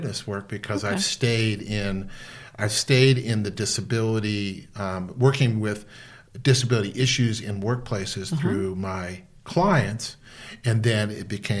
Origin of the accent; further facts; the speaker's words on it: Los Angeles, California, United States; I grew up in West L.A.